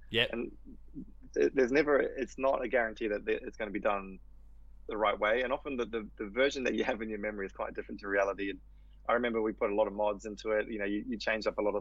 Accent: New Zealand; I grew up in New Zealand

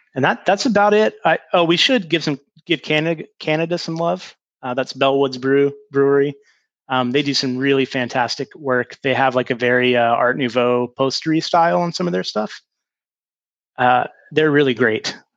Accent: North Carolina, United States; we're from North Carolina down here

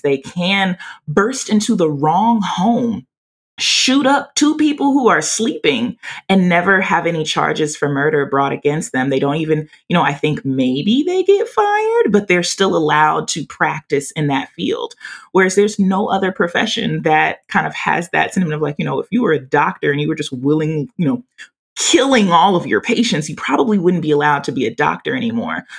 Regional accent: Louisiana, United States; accent: southern country drawl; now in Texas, United States; I'm from Louisiana and I'm currently in Texas.

